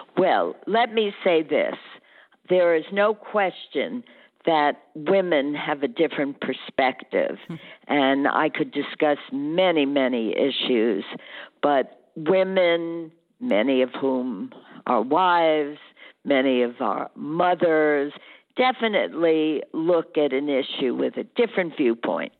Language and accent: English; New York City, New York, United States; as a young woman growing up in the Bronx, New York